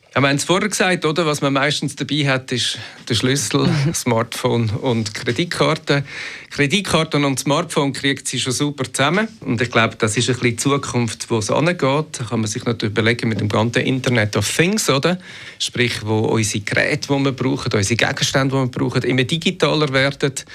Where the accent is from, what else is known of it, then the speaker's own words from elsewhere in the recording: Switzerland; bei uns in der Schweiz